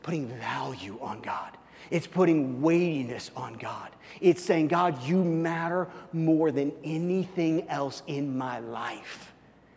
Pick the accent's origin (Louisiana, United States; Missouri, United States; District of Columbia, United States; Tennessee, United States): Missouri, United States; moved away; I'm from Missouri